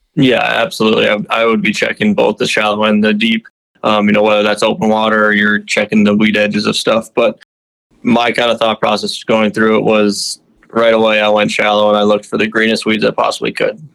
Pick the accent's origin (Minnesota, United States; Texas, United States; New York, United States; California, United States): Minnesota, United States; Minnetonka; I grew up in Minnetonka, Minnesota